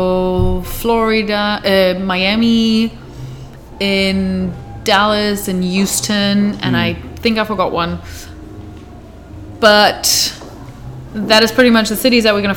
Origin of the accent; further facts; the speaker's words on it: Hamburg, Germany; moved away as an adult; now in Amsterdam, Netherlands; I am from Hamburg